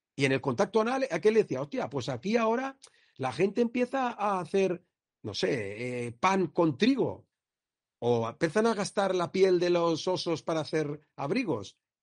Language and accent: Spanish; Villarreal, Valencian Community, Spain; also born or lived in Castellón; los de Villarreal